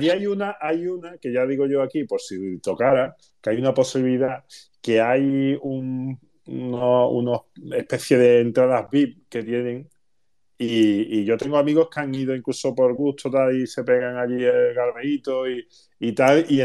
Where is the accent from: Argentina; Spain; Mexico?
Spain; Rociana del Condado, Andalusia; yo soy de Rociana.